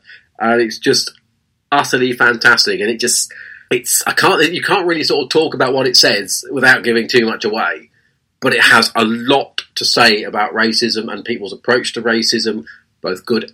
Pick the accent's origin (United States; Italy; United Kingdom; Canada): United Kingdom; England; our country is England.